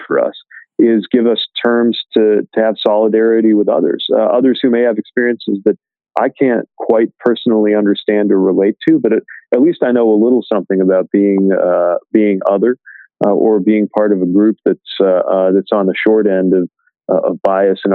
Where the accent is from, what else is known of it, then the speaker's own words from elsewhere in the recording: industrial Midwestern city, United States; I decided to compete to become the mayor of my industrial Midwestern city